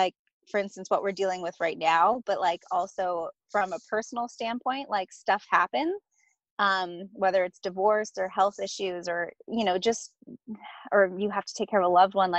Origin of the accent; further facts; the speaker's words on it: Ramona, California, United States; also born or lived in San Diego; I am from San Diego, but I grew up in a really rural town called Ramona, California.